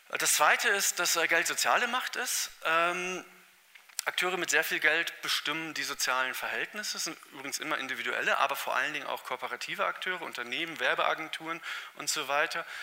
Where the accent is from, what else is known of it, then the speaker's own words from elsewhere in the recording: Northern Germany, Germany; wenn ich das als Norddeutscher sagen darf